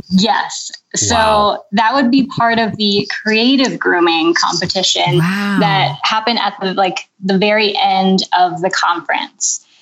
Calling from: Mechanicsburg, Pennsylvania, United States; I'm calling you from Mechanicsburg, Pennsylvania

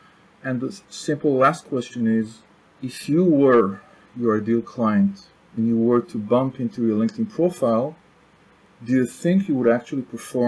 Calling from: Tel Aviv District, Israel; English is a second language; also born or lived in France; South of Tel Aviv, Israel. Sunny.

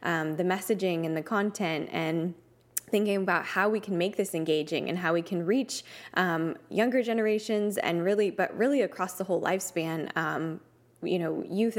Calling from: Dallas, Texas, United States; So I'm tuning in from Dallas, Texas today.

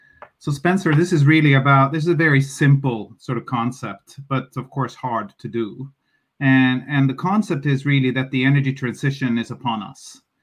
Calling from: Oslo, Norway; I'm calling you from Oslo, Norway

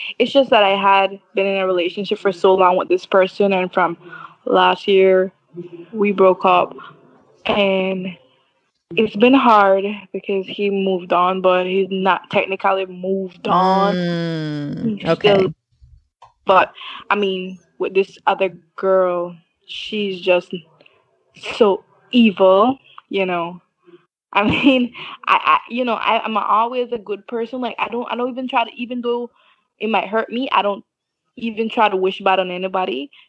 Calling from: Belize

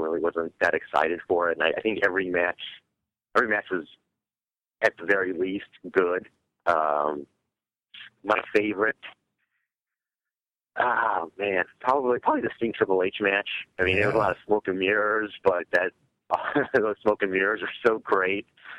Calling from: Indiana, United States; from Indiana.

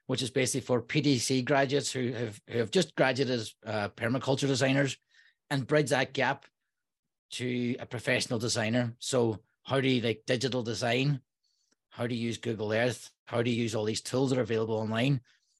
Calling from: Derry, Northern Ireland, United Kingdom; I'm calling from Derry, Northern Ireland.

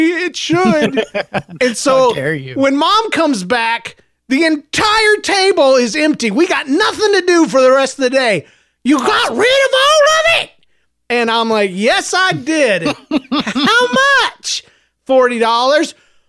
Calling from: North Carolina, United States; I'm a listener from North Carolina, and I'm very pumped that y'all are back.

